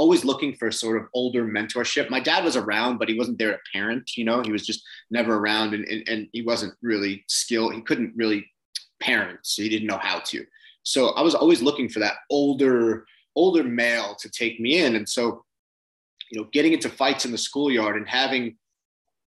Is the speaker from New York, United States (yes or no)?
yes; Long Island, New York, United States; So I grew up in Long Island, same as you. I grew up more on the East End